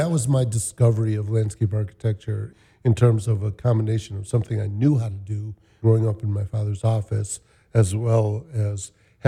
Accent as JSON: {"language": "English", "town": "Chicago", "region": "Illinois", "country": "United States", "tie": "born or raised there", "said": "born in Bronzeville, grew up in Kenwood"}